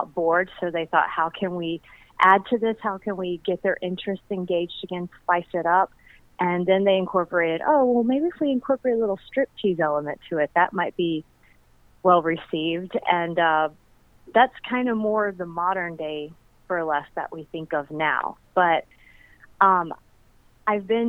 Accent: Chattanooga, Tennessee, United States; moved away as an adult; also born or lived in Nashville, Tennessee; now in St. Louis, United States; I grew up in Chattanooga, Tennessee

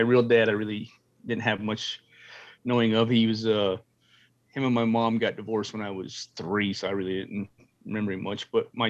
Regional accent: Pinedale, Wyoming, United States; also born or lived in Muncie, Indiana / Dallas, Texas; I grew up in Pinedale, Wyoming, small little town up in about 70 miles from Jackson Hole.

